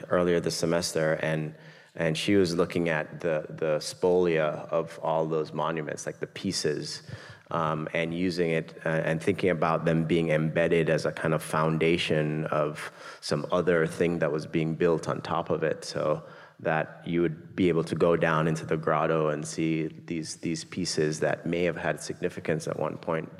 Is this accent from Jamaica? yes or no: yes; Jamaica; I grew up in Jamaica